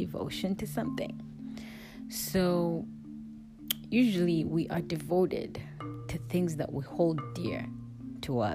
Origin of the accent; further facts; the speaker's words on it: Kampala, Central Region, Uganda; Growing up in Africa, in a small town named Kampala